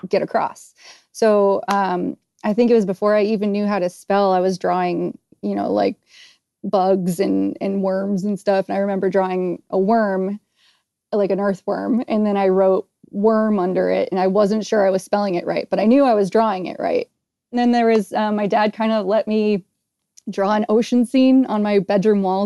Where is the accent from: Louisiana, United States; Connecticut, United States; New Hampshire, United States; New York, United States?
New Hampshire, United States; I grew up in New Hampshire